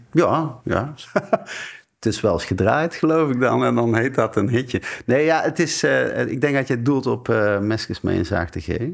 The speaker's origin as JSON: {"language": "Dutch", "region": "North Brabant", "country": "Netherlands", "moved": "yes", "said": "de Brabantse camper waar ik vandaan kom, van hier"}